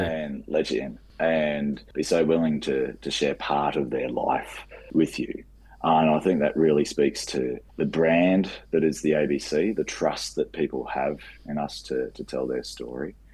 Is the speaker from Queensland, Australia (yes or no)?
yes; Rockhampton, Queensland, Australia; moved away as an adult; now in Brisbane, Australia; I started in Rockhampton, which is my hometown